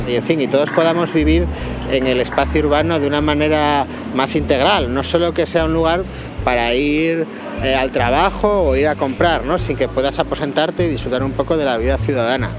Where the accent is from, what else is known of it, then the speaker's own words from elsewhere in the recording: Oviedo, Asturias, Spain; moved away; also born or lived in Madrid; En Oviedo, mi ciudad natal